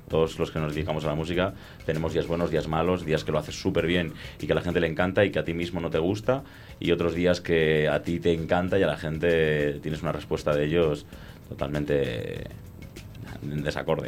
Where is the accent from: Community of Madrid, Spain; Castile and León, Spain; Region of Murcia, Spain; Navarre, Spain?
Community of Madrid, Spain; Madrid; moved away as an adult; now in Ibiza, Spain; yo soy de Madrid, también llevo allí 17 años viviendo